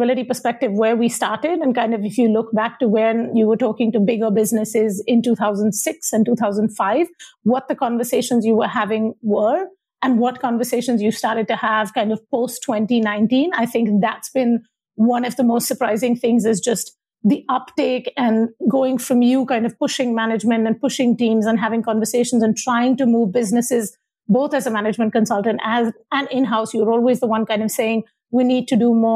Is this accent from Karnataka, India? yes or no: no; Mumbai, Maharashtra, India; moved away; I am originally from Bombay, now Mumbai in India, and grew up in kind of Bombay in the 80s and 90s.